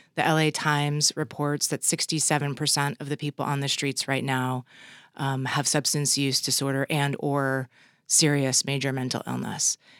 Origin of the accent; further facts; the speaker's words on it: Los Angeles, California, United States; my hometown of L A.